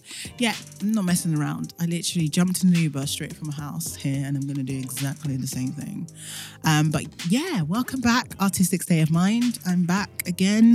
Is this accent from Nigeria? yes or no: yes; Nigeria; even as a Nigerian